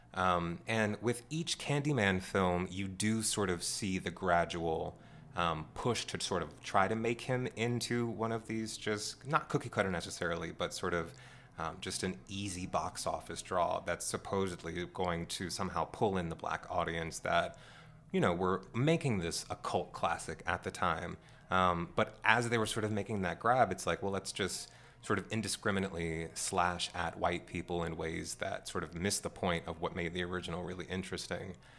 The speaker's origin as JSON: {"language": "English", "town": "Washington", "region": "District of Columbia", "country": "United States", "tie": "born or raised there", "said": "growing up in Washington, D.C."}